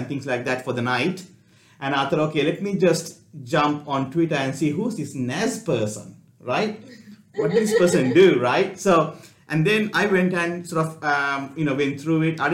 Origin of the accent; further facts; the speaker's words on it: Gold Coast, Queensland, Australia; we are from Gold Coast